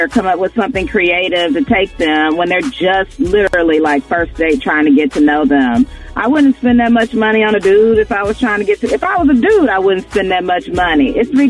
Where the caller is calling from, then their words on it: Houston, Texas, United States; Hey, I'm calling from Houston.